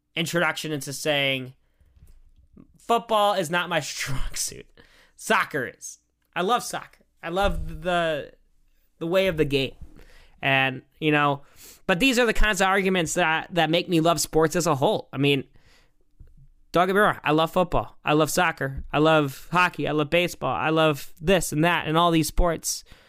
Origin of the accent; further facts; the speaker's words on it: United States; as an American